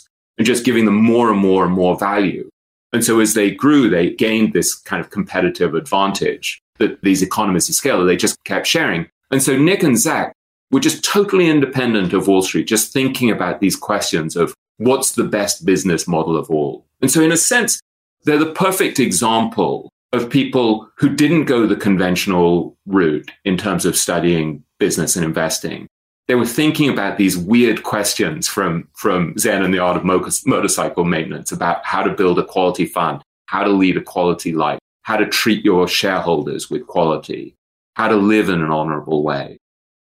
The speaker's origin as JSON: {"language": "English", "region": "England", "country": "United Kingdom", "moved": "yes", "lives_now": "New York, United States", "said": "I'm an English writer living in New York. I'm a Jew who went to Eton, the poshest, oldest English school"}